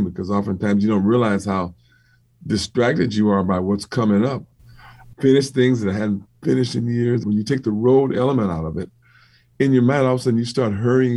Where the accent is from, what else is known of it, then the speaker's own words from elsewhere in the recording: Compton, California, United States; also born or lived in Gardena; when I grew up in Compton